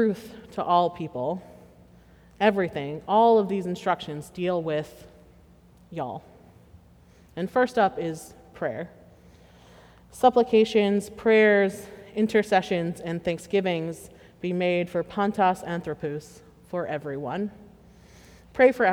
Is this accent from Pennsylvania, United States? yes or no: yes; Pittsburgh, Pennsylvania, United States; I hail from Western Pennsylvania, and I am quite proud to be from Pittsburgh